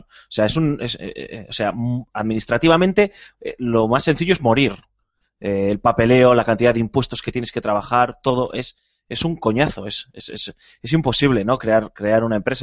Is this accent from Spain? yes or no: yes; Spain; como somos españoles